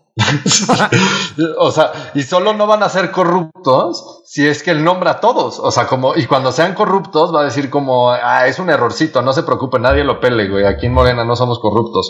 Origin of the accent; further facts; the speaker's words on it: Mexico; como mexicanos y como gobierno mexicano